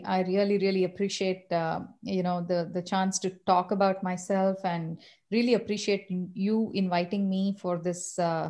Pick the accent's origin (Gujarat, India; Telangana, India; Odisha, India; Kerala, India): Telangana, India; Hyderabad; And I come from Hyderabad. I was born and brought up